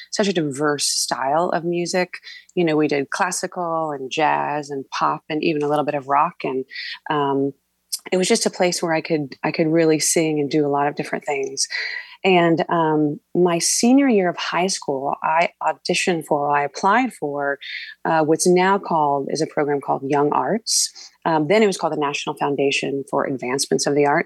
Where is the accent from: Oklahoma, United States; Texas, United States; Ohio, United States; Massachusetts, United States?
Oklahoma, United States; Norman; I was born in Norman, Oklahoma